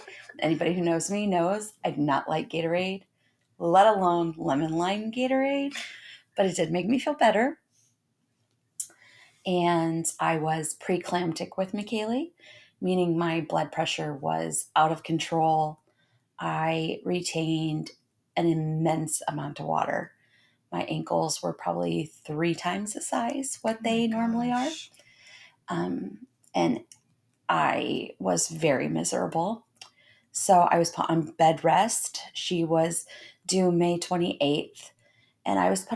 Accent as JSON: {"language": "English", "region": "Indiana", "country": "United States", "tie": "born or raised there", "said": "I was born and raised in Indiana"}